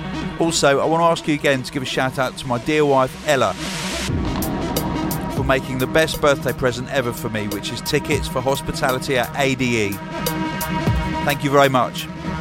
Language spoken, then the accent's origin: English; Eugene, Oregon, United States; I'm from Eugene, Oregon.